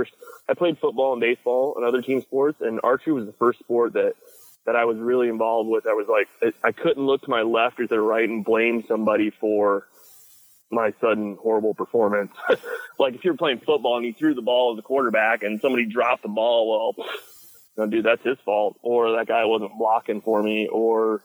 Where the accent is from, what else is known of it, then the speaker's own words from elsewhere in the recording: Pennsylvania, United States; I grew up in Pennsylvania